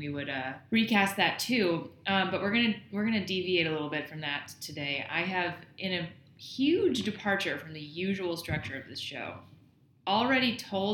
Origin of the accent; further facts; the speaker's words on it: Madison, Wisconsin, United States; moved away; But I'm in Madison, Wisconsin, my hometown.